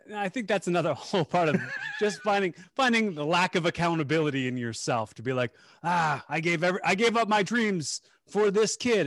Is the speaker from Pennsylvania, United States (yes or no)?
yes; Bucks County, Pennsylvania, United States; we're from, we're from Bucks County, P A, like, um, the Philadelphia suburbs